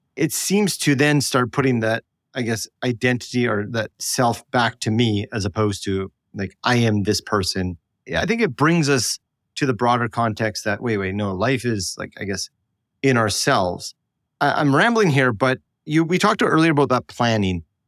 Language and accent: English; Canada; I'm apparently Canadian